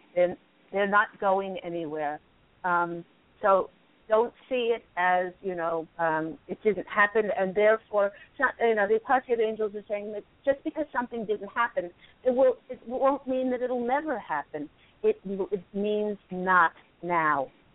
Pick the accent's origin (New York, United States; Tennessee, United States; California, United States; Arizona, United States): New York, United States; I was born in New York